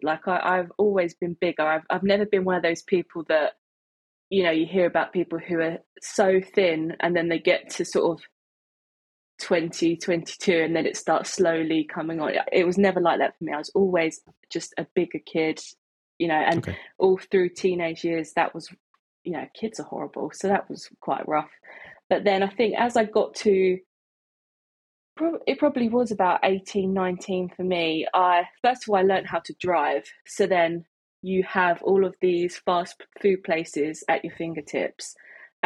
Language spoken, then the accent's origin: English; Isle of Sheppey, Kent, South East England, United Kingdom; I'm from Kent. I grew up on a small island called the Isle of Sheppey.